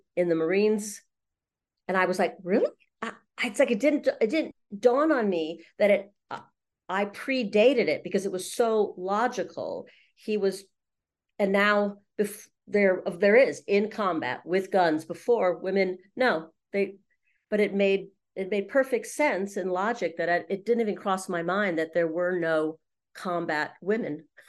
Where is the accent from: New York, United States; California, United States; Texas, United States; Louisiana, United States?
California, United States; Los Angeles; moved away as an adult; also born or lived in London; I grew up in Los Angeles in the middle of Hollywood